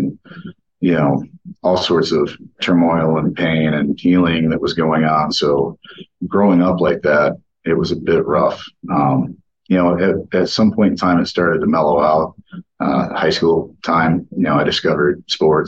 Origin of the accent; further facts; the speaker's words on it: Oakland County, Michigan, United States; I was born and raised in Oakland County, Michigan, right on the border of Oakland and Macomb